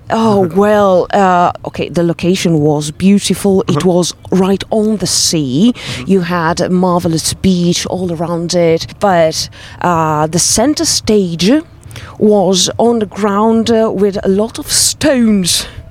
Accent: Trieste, Friuli-Venezia Giulia, Italy; English is a second language; we come from Trieste, Italy, northeast of Italy

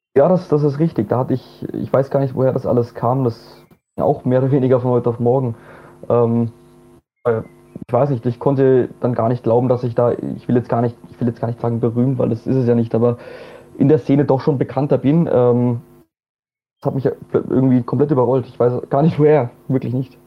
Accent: Bamberg, Bavaria, Germany; moved away as an adult; now in Vienna, Austria; ich bin auch eigentlich gebürtiger Bamberger

